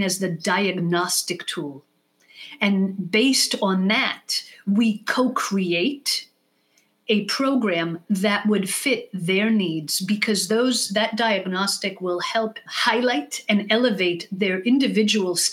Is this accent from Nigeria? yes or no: no; Israel; first language English; now in United States; moving to Israel when I was 6 years old